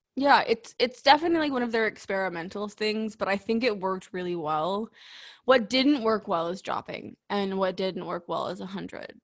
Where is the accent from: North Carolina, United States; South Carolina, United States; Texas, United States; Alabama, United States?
Texas, United States; as a Texan